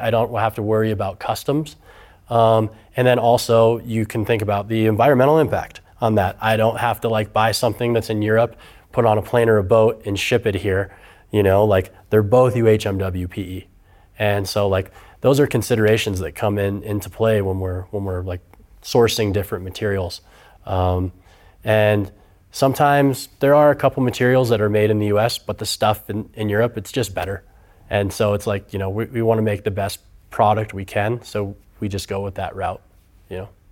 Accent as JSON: {"language": "English", "town": "Auburn", "region": "California", "country": "United States", "tie": "born or raised there", "also_born_or_lived": "Hawaii", "moved": "as an adult", "lives_now": "Reno, United States", "said": "I grew up on the other side of the Sierra Nevada Mountains in Northern California in Auburn and came to U N R."}